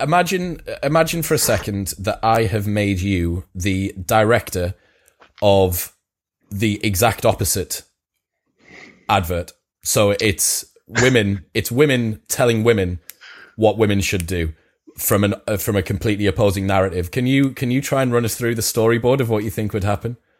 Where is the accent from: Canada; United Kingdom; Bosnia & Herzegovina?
United Kingdom; I'm British